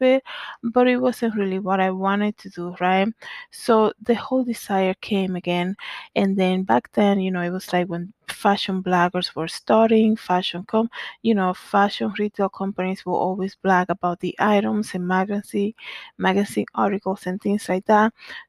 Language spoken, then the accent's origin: English; Danbury, Connecticut, United States; also born or lived in Dominican Republic; So growing up in Danbury, Connecticut, where we came after moving from the Dominican Republic